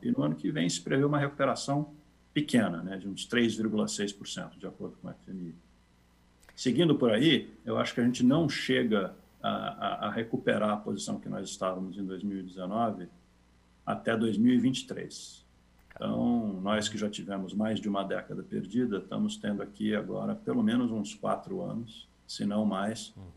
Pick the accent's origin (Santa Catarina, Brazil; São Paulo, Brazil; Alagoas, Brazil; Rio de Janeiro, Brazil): São Paulo, Brazil; eu cresci, nasci cresci em São Paulo